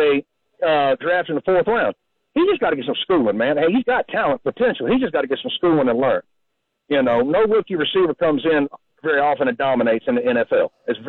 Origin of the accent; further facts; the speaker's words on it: Tennessee, United States; growing up in Tennessee, we did not have a football team when I was young.